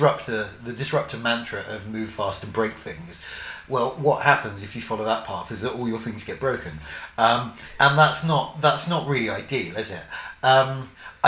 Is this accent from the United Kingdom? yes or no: yes; London, United Kingdom; I grew up in Havering, out on London's eastern fringe